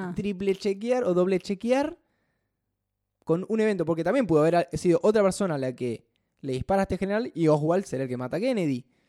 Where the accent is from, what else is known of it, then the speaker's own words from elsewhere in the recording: Buenos Aires, Argentina; somos bastante porteños